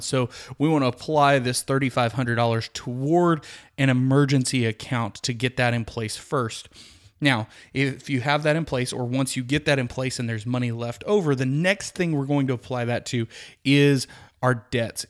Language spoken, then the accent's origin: English; Midland, Texas, United States; I grew up in Midland, Texas, which is about, uh, five hours west of the Dallas-Fort Worth area